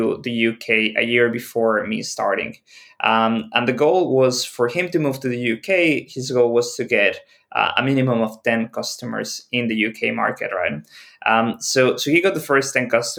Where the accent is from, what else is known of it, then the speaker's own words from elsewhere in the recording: Mexico; moved away as an adult; also born or lived in Shenzhen, China / Mexico City / United Kingdom; Originally, I'm from Mexico